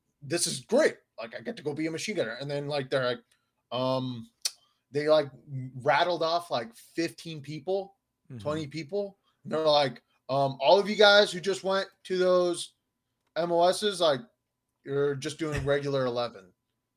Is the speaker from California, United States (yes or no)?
yes; Southern California, United States; I'm from Southern California.